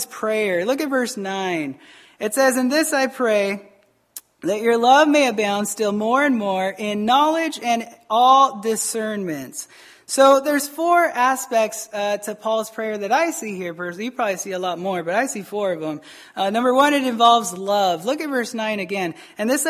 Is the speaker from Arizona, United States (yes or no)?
yes; Arizona, United States; moved away as an adult; also born or lived in Taos, New Mexico; I'm from Arizona.